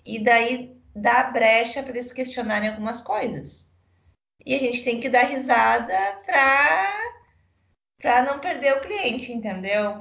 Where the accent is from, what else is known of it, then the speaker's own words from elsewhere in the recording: São Leopoldo, Rio Grande do Sul, Brazil; accent: gaúcho; eu tô me controlando para ser menos, menos gaúcha